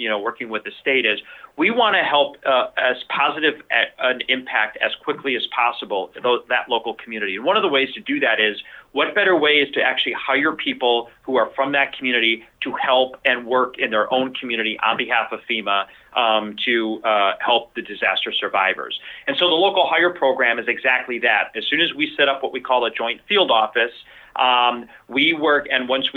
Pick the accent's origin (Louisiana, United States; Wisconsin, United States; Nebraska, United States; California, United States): Wisconsin, United States; Milwaukee; moved away; in my hometown in Milwaukee, Wisconsin, and was a police officer there